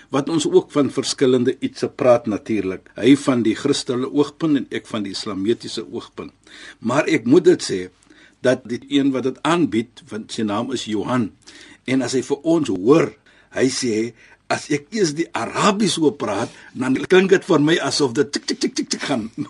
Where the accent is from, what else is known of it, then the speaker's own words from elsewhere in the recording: South Africa; ons Suid-Afrikaners